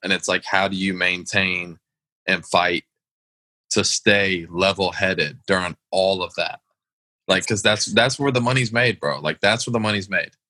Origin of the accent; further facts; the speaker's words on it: Atlanta, Georgia, United States; I was brought up in a southern home. Like I grew up in Atlanta